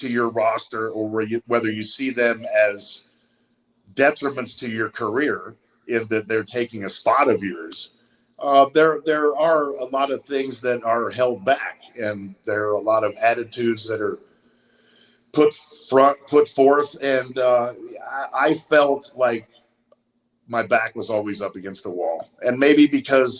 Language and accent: English; Tulsa, Oklahoma, United States; growing up in Tulsa, Oklahoma